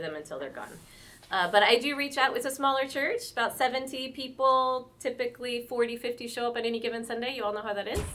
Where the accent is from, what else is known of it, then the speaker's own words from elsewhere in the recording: St. Louis, Missouri, United States; moved away as an adult; also born or lived in North Carolina; now in Fayetteville, United States; I grew up in St. Louis, but the military brought us to Fort Bragg area in North Carolina about 20, well, in 2000.